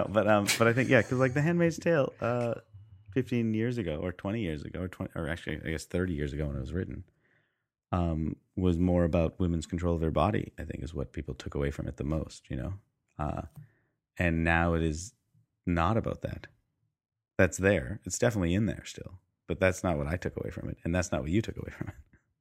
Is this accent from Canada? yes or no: yes; Canada; Yes, that's true. Yeah, we are Canadian, so that changes things.